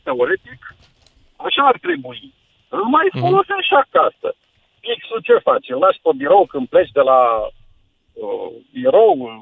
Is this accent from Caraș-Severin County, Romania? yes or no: no; Buzău, Buzău County, Romania; eu sunt din Buzău